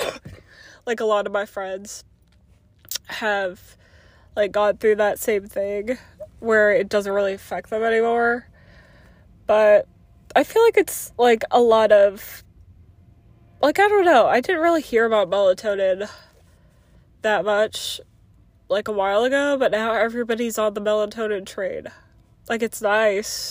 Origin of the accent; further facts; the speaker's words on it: Oklahoma, United States; also born or lived in Virginia; now in Illinois, United States; I was born and raised in Oklahoma